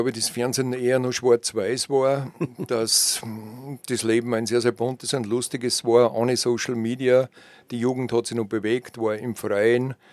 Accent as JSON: {"language": "German", "town": "Braunau am Inn", "region": "Upper Austria", "country": "Austria", "tie": "born there", "said": "Ja, nachdem ich eigentlich gebürtiger Oberösterreicher bin aus Braunau am Inn, bin ich kein Kind, das mit Skiern auf die Welt gekommen ist."}